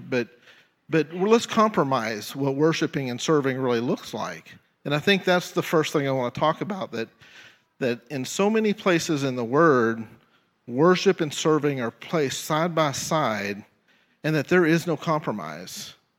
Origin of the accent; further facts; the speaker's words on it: Tyler, Texas, United States; moved away as an adult; now in Jefferson City, United States; my hometown is Tyler, Texas, and God called me out of Tyler, Texas to Jefferson City.